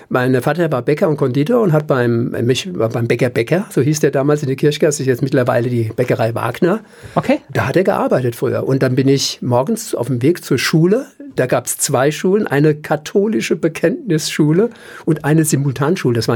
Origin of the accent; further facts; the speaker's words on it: Mainz, Rhineland-Palatinate, Germany; moved away as an adult; also born or lived in Düsseldorf / Cologne / Cuba; ich bin in Dreis groß